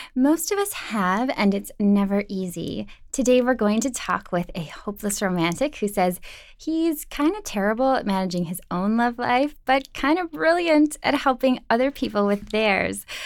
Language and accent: English; Minnesota, United States; Midwest. I'm from Minnesota